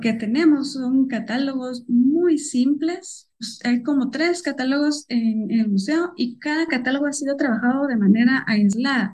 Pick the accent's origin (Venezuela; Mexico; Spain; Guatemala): Guatemala